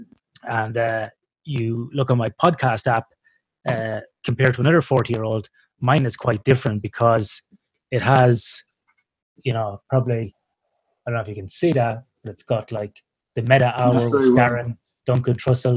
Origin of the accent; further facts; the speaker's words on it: Ireland; now in Perth, Australia; as an Irish guy growing up in the Northern Hemisphere in the Irish Catholic country